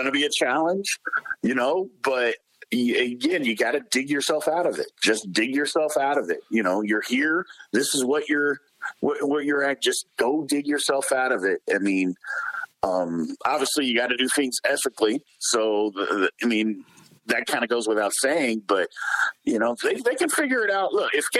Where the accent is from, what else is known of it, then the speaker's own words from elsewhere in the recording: Louisville, Kentucky, United States; I'm from Louisville, so I've been a fan of Louisville.